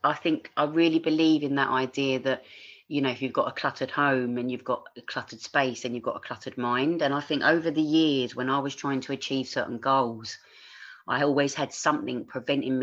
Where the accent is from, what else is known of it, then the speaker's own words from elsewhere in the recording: London, United Kingdom; accent: Cockney; moved away as an adult; also born or lived in Australia; I grew up in East London, you know, I grew up in a single parent family